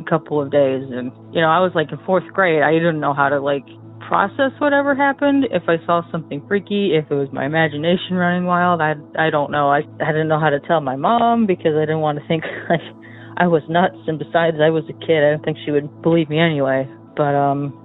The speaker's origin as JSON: {"language": "English", "region": "Michigan", "country": "United States", "said": "from Michigan."}